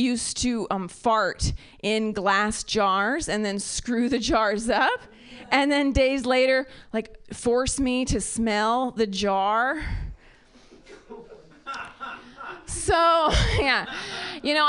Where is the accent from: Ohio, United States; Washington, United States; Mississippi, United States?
Ohio, United States; now in Bay Area, United States; I am from Ohio.